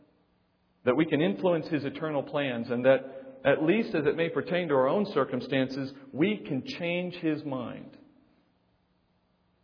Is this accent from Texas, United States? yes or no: yes; Texas, United States; I was born in Texas